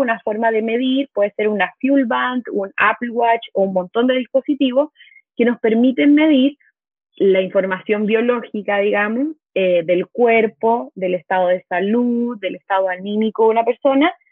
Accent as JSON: {"language": "Spanish", "country": "Chile", "also_born_or_lived": "Mexico", "moved": "as an adult", "said": "soy chilena, vivo en México desde el 2014, pero la pandemia me trajo de vuelta a mi hogar, a mi patria"}